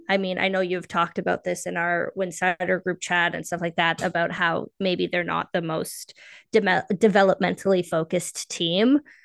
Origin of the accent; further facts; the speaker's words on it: Canada; also born or lived in Toronto; I am based in Toronto, so I'm Canadian.